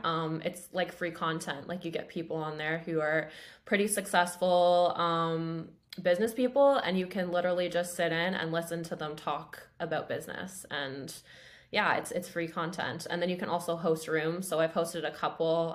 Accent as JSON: {"language": "English", "town": "Grimsby", "region": "Ontario", "country": "Canada", "tie": "born or raised there", "said": "so I grew up in Grimsby, which is a town of twenty-five thousand people, I think, uh, kind of near Niagara."}